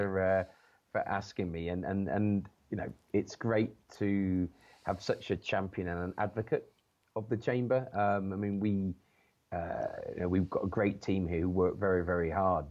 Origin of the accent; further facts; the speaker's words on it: Chester, North West England, United Kingdom; an organization that was based up in my hometown in Chester